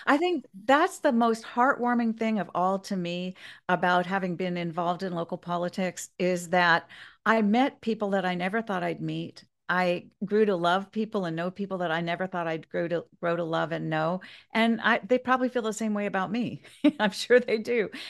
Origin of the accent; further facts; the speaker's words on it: Kansas, United States; now in Grover Beach, United States; I grew up, um, I was from Kansas for a while, my family were all from Kansas